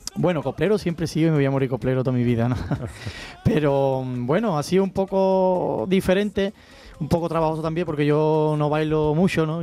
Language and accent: Spanish; Cádiz, Andalusia, Spain; now in Ronda, Spain; Yo soy, nación Cádiz, vengo del carnaval aunque vivo en Ronda, en Málaga